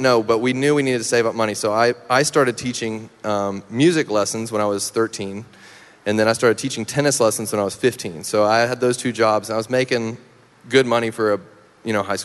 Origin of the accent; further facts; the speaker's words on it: Meridian, Mississippi, United States; moved away; In my hometown, yep, Meridian